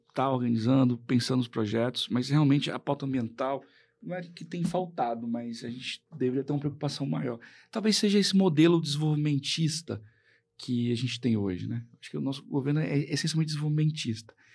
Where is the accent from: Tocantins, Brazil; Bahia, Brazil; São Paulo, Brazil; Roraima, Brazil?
Tocantins, Brazil; Colinas do Tocantins; Eu nasci em Colinas, Tocantins